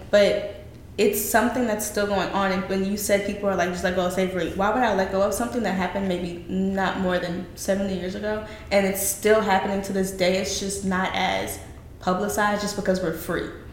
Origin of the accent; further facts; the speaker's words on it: the South, United States; down here in the good old South